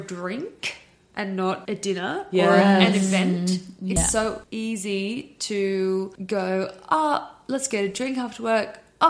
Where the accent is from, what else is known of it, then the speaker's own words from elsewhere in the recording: Sydney, New South Wales, Australia; growing up in the Northern Beaches, it's a bubble. And, like, everyone knows everyone.